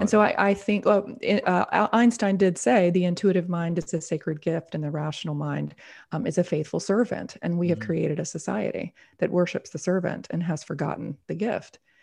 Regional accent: the South, United States; I grew up in a very very conservative. I'm from the South here in the United States

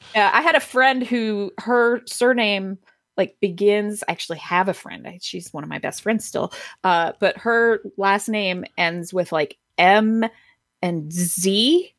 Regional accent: Athens, Georgia, United States; now in Atlanta, United States; I grew up in Athens

